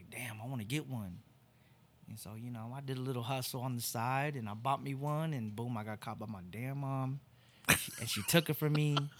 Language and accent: English; Torrance, California, United States; moved away as an adult; now in Oklahoma, United States; I really am from L A. I'm from Torrance, California